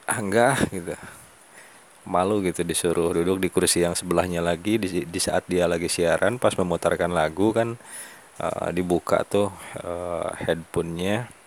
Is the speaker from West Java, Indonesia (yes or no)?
yes; West Java, Indonesia; kalau di kita Sunda ya teman-teman karena ini saya ngobrol penyampaian audio saya ini didengarnya bukan hanya orang Sunda